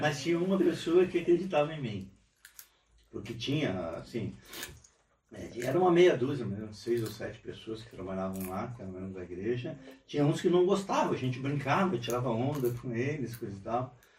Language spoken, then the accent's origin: Portuguese; Rio Grande do Sul, Brazil; also born or lived in Araruna, Paraná; now in Forquilhinha, Brazil; E vim de lá para o Rio Grande do Sul novinho, há seis anos, sete anos. Me criei basicamente no, no Rio Grande do Sul